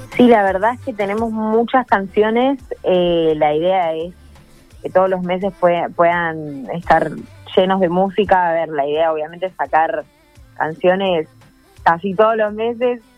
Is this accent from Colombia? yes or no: no; Argentina; como argentina